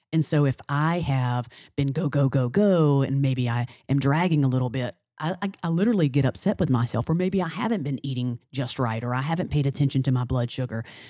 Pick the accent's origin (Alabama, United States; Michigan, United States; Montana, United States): Alabama, United States; now in New Orleans, United States; I'm from Alabama, a little small town in Alabama